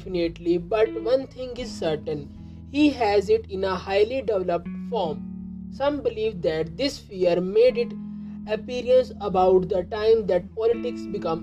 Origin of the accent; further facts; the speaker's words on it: India; I am from India